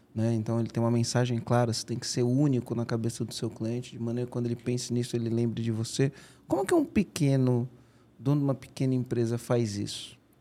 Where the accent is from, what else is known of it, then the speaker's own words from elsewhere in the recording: São Bernardo do Campo, São Paulo, Brazil; lá no Rude Ramos, onde eu cresci